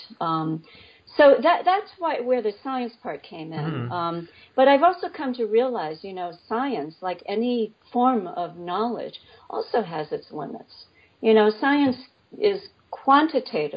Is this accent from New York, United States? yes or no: yes; New York City, New York, United States; moved away as an adult; now in Connecticut, United States; I was born and raised in New York City.